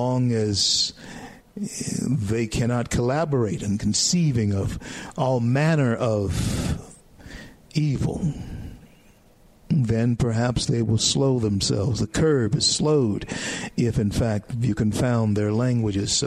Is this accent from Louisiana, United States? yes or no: yes; Louisiana, United States; Louisiana, my home state